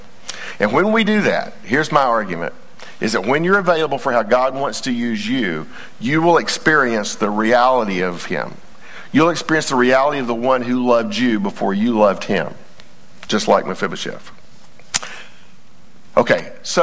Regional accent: Texas, United States; we're all Texans first

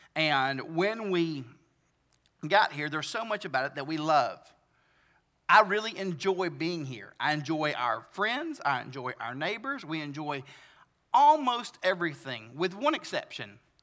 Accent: the South, Southern United States, United States; accent: southern; I like southern things, like my accent

